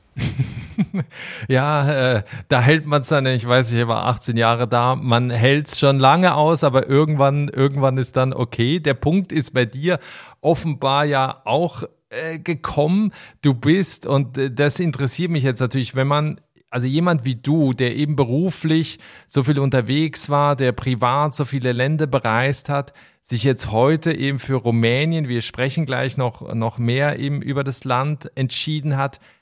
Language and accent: German; Basel, Basel-Stadt, Switzerland; in meiner Heimatstadt in Basel